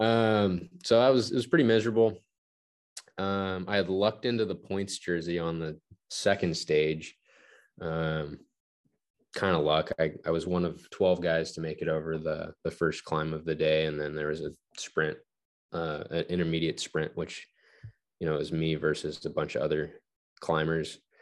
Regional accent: Palmdale, California, United States; I grew up in Palmdale, California, which is like an hour northeast of Los Angeles

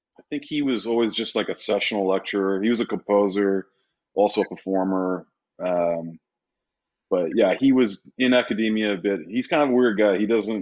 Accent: Sydney, New South Wales, Australia; born there; Well, I was born in Sydney, Australia.

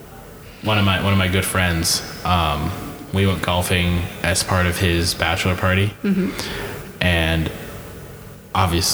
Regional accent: Colorado, United States; moved away as an adult; now in Bozeman, United States; I'm from Colorado.

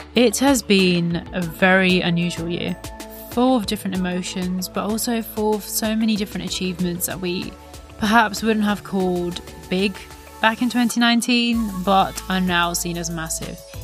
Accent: India; As an Indian daughter, the eldest daughter of the house

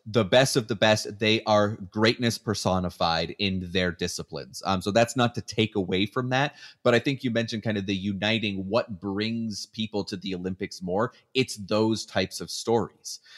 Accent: Canada; moved away as an adult; now in United States; even when I was living in Canada, I wanted the Canadian interest story, for sure, 'cause, I mean, I'm Canadian.

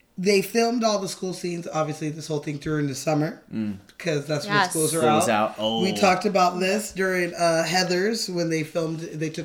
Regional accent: Los Angeles, California, United States; born or raised there

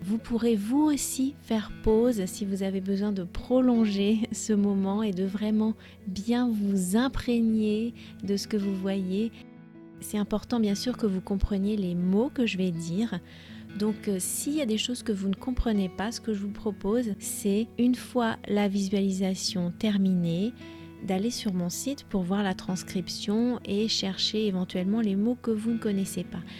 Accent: France; je suis française

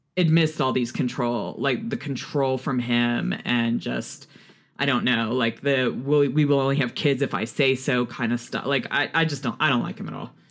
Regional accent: Houston, Texas, United States; speaking as a Texas woman. I grew up in Houston

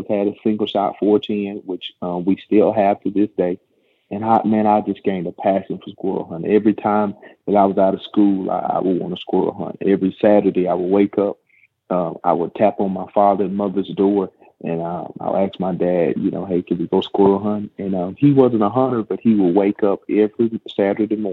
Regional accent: Coosa County, Alabama, United States; I'm from Coosa County, which is right by Alexander City.

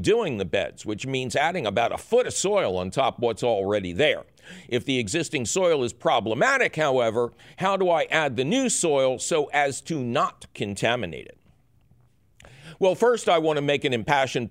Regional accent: Philadelphia, Pennsylvania, United States; moved away; I'm originally from Philadelphia

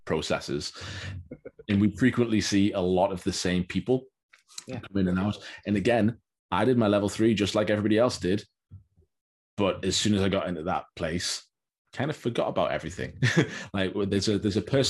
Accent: United States; I'm from America

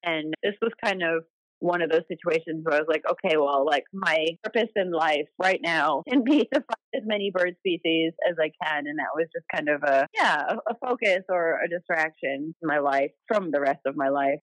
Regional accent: Wisconsin, United States; I grew up in Wisconsin, and my mom and I took a, uh, an intro birding class at a local nature center

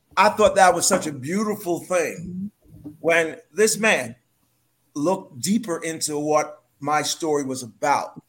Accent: New York City, New York, United States; moved away as an adult; also born or lived in Harlem; now in British Virgin Islands; I was born and raised in New York

